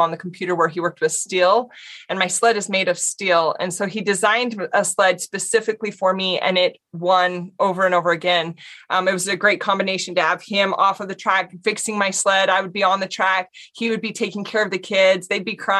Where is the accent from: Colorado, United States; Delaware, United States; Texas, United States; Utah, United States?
Utah, United States; I grew up here in Utah